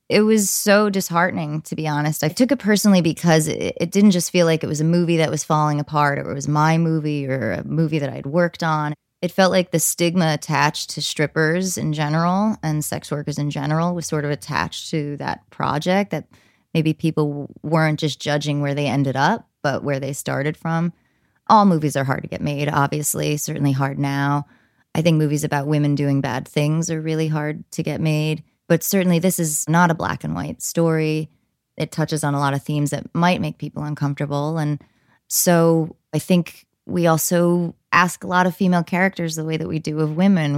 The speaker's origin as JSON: {"language": "English", "region": "New Jersey", "country": "United States", "tie": "born or raised there", "said": "I grew up in New Jersey"}